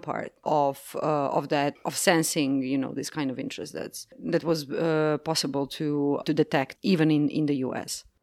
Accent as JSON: {"language": "English", "country": "Croatia", "tie": "born or raised there", "said": "I'm from Croatia, which is part of Yugoslavia."}